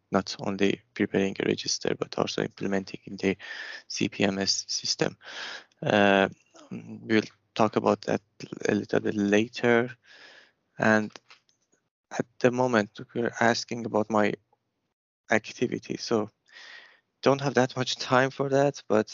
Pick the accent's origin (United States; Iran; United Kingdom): Iran; moved away as an adult; also born or lived in Abu Dhabi / Kuala Lumpur; my background, I'm from Iran